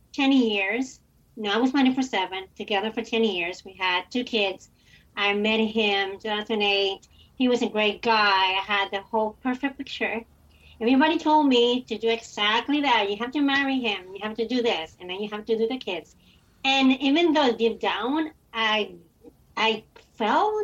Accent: Dominican Republic; I was born and raised in the Dominican Republic.

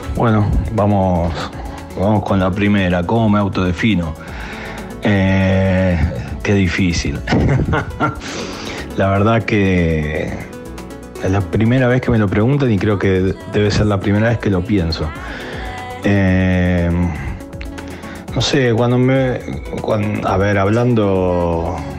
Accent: Buenos Aires, Argentina; Soy bien porteño

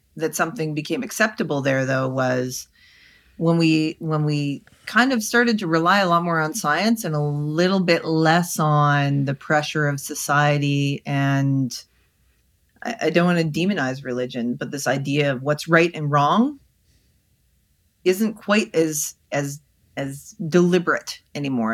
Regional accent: Canada; I'm Canadian

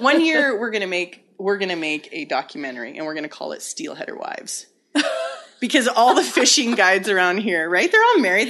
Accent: Hazelton, British Columbia, Canada; I was born and raised in the Kispah-Yaks Valley, which in English means the hiding place

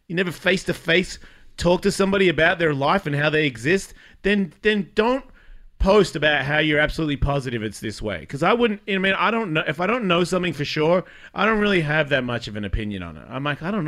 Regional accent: Australia; moved away; I am Australian

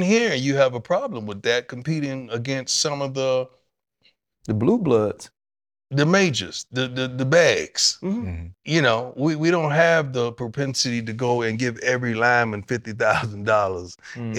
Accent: Florida, United States; moved away as an adult; now in Texas, United States; I grew up in Florida and live in Texas

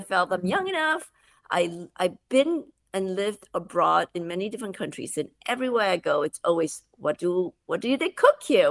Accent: Malaysia; moved away; I grew up in Malaysia

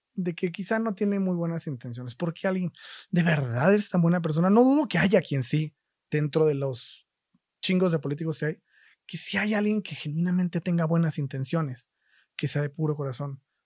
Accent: Isthmus of Oaxaca, Mexico; moved away; yo soy de Oaxaca, del istmo de Oaxaca, concretamente, que es la región esta más angosta del país.

